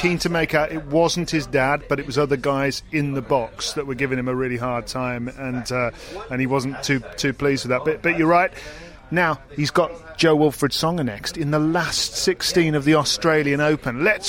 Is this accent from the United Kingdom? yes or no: yes; Solihull, West Midlands, United Kingdom; I am from Solly Hall.